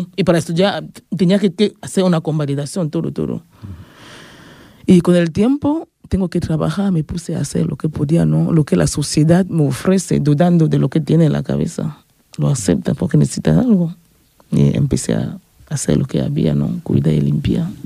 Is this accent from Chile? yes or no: no; Yaoundé, Centre, Cameroon; moved away as an adult; also born or lived in Bafoussam, Cameroon; now in Ripollet, Spain; Soy de Camerún. Nací en Yaoundé